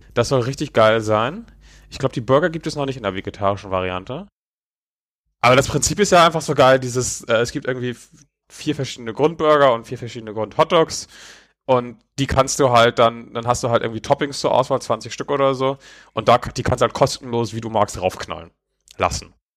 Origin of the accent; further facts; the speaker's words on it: Neumünster, Schleswig-Holstein, Germany; moved away; meine alte Heimatstadt Neumünster